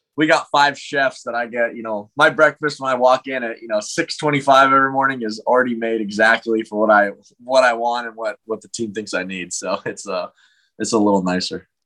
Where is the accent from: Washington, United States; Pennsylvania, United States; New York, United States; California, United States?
California, United States; Thousand Oaks; I go home to Thousand Oaks, you know, California, even though most people think I'm Canadian